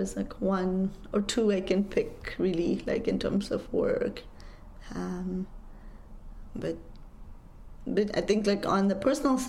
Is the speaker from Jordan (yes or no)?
no; Kathmandu, Bagmati, Nepal; moved away as an adult; also born or lived in Grinnell, Iowa / Washington, D.C.; I grew up in Kathmandu. I left all of that and came to Iowa for my undergrad